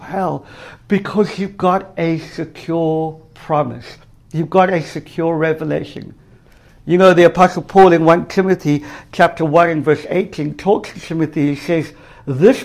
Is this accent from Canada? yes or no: no; South Africa; moved away; I grew up in South Africa, in apartheid South Africa for the first half of my life